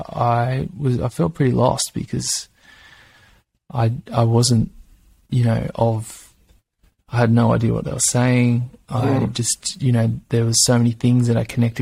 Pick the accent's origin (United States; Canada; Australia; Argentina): Australia; Gold Coast, Queensland; now in Byron Bay, Australia; I grew up in Australia